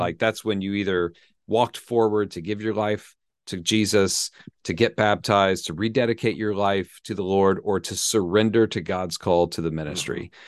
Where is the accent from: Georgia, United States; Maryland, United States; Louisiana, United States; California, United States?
Georgia, United States; Atlanta; also born or lived in Birmingham, Alabama; I grew up in the South, in Atlanta, Georgia